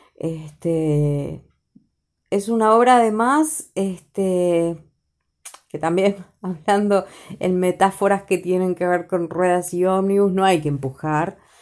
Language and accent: Spanish; Uruguay; como uruguayos